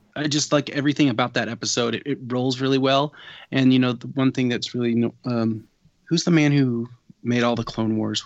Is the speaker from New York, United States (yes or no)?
no; Washington, United States